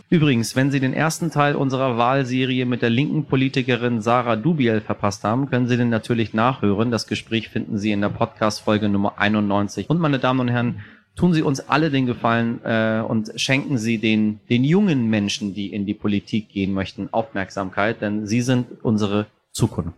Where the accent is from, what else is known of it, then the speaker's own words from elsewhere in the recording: Tehran, Tehran Province, Iran; moved away; ich habe alle meine Impfungen in meiner Kindheit in Teheran in den Hintern bekommen